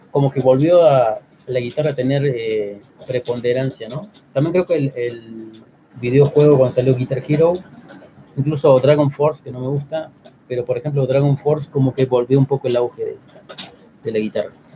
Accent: Córdoba, Argentina; moved away as an adult; now in Mexico; Córdoba, la ciudad, mi ciudad natal

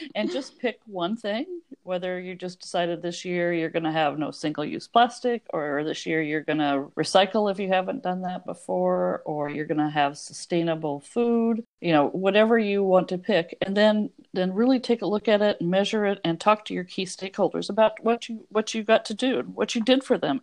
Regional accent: Oregon, United States; I'm from Oregon

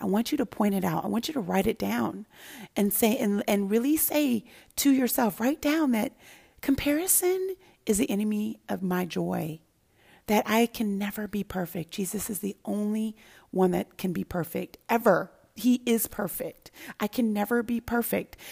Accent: Santa Barbara, California, United States; also born or lived in Denver, Colorado / Los Angeles, California; I grew up in Denver, Colorado initially until I was about seven. And then I went to Los Angeles, California, and then into, went, moved into, moved to Santa Barbara, California

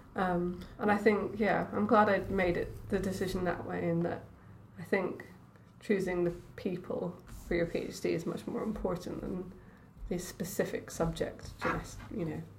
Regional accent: Edinburgh, Scotland, United Kingdom; moved away as an adult; also born or lived in London / Cambridge; I grew up in Edinburgh

